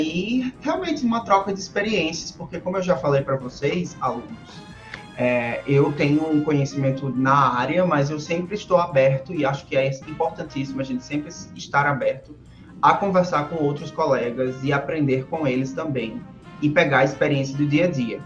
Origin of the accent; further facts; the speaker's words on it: Natal, Rio Grande do Norte, Brazil; da minha cidade natal, Natal, Rio Grande do Norte